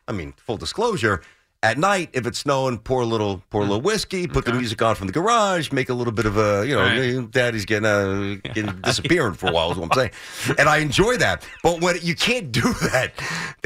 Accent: New York City, New York, United States; growing up in Brooklyn

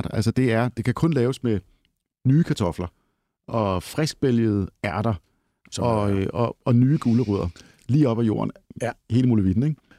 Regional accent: Lolland, Zealand, Denmark; jeg er fra Lolland

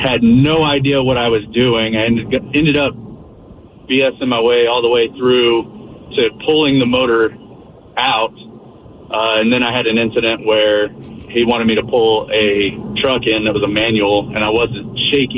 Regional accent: Oklahoma, United States; moved away; originally I'm from Oklahoma

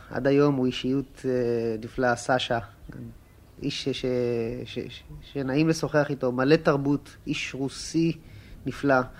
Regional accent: Pardes Hanna, Haifa District, Israel; also born or lived in Mishmarot; אני נולדתי בקיבוץ משמרות, אבל אה, כבר בילדותי עברתי לפרדס חנה, כך שאני לא יכול להגיד שהכרתי אותו מההריסה.

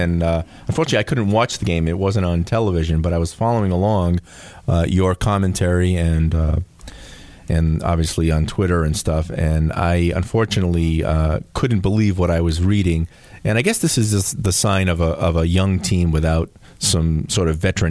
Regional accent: Fall River, Massachusetts, United States; also born or lived in Kingston, Rhode Island; growing up in Fall River

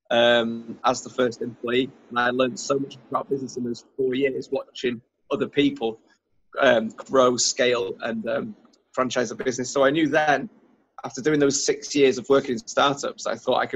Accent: Germany; also born or lived in North Wales; So I was born and lived in Germany, and then I went to school in North Wales.

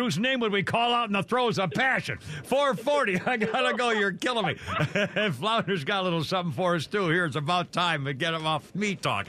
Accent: New England, United States; moved away; I was born and raised in the Northeast and New England and stuff

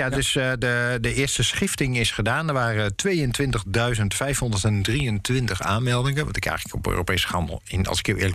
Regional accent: Netherlands; Maar eh, het is als Nederlander, gegeven de mate waarin wij.

